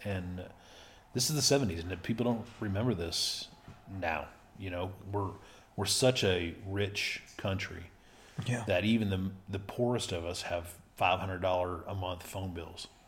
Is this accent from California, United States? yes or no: no; Littlefield, Texas, United States; born or raised there; first language Spanish; English is a second language; also born or lived in Levelland, Texas